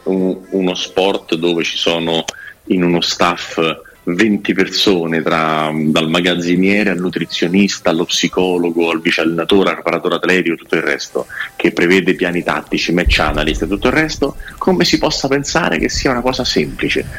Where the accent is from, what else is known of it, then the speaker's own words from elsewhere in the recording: Milan, Lombardy, Italy; sono milanese